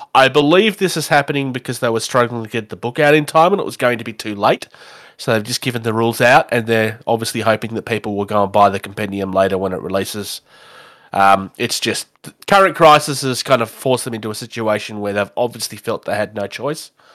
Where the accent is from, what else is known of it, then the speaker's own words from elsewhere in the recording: Australia; I'm an Australian